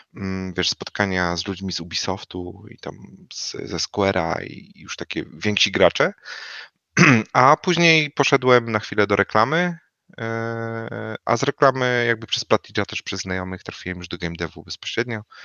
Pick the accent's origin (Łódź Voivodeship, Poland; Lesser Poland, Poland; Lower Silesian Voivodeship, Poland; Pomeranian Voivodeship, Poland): Lower Silesian Voivodeship, Poland; Wrocław; ja jestem z Wrocławia, oryginalnie